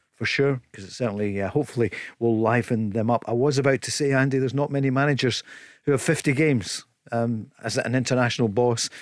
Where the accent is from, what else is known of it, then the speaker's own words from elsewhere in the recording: Scotland, United Kingdom; being a Scot